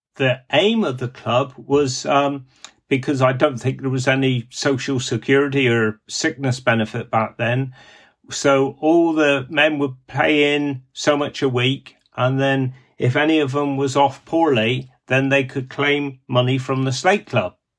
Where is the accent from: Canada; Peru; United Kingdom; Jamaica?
United Kingdom; Cornwall, South West England; accent: Cornish; me Cornish dialect